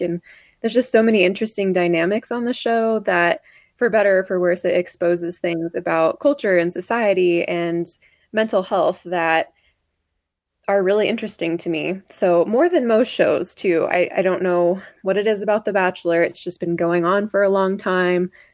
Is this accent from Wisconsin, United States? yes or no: no; Idaho, United States; growing up in Idaho